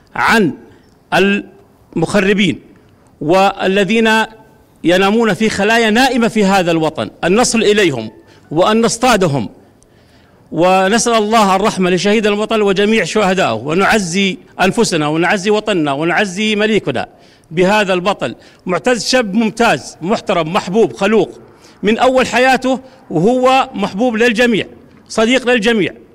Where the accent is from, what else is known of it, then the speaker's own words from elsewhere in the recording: Ma'in, Madaba Governorate, Jordan; في عشيرتي او في بلدتي معين